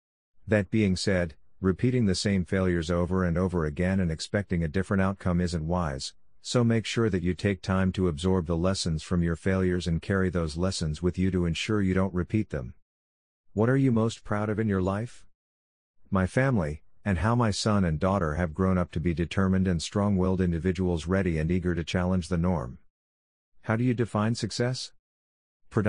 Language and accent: English; Zimbabwe; I may be being biased as I am originally from Zimbabwe.